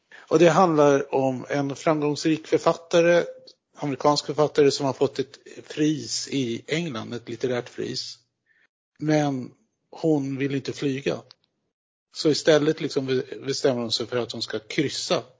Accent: Norrbotten County, Sweden; som norrbottning

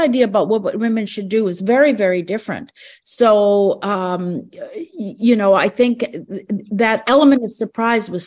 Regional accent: Canada; I was born here in Canada

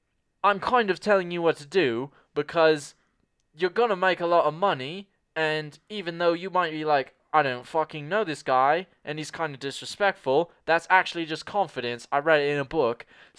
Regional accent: Mississippi, United States; also born or lived in London; Here's the thing. I come from Mississippi, right?

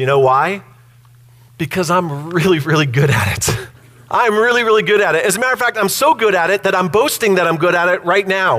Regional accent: United States; I'm an American

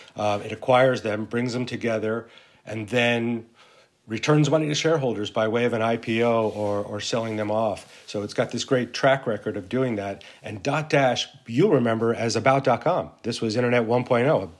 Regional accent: Santa Fe, New Mexico, United States; moved away as an adult; I grew up in Santa Fe, New Mexico

